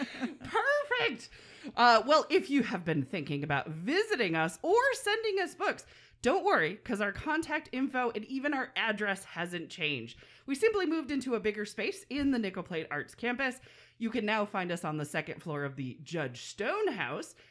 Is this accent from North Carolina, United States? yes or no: no; Minnesota, United States; She was born in Minnesota and I was born in Minnesota